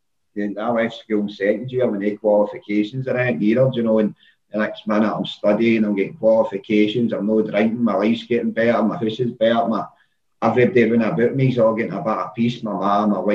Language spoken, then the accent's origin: English; Glasgow, Scotland, United Kingdom; I'm originally from Maryhill, I came from a completely normal upbringing